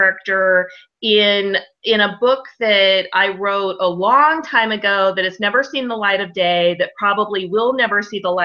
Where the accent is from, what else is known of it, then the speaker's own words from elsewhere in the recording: United States; I'm American